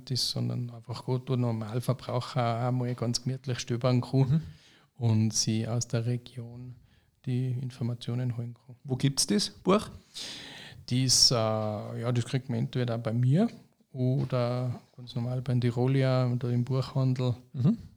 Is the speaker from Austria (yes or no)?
yes; St. Johann, Austria; born there; Ich bin zwar auch gebürtiger St. Johanna